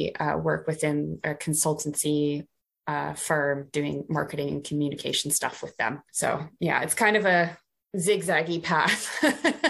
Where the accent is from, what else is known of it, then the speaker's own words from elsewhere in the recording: Canada; moved away as an adult; now in United Kingdom; I'm Canadian and I studied Near Eastern and Classical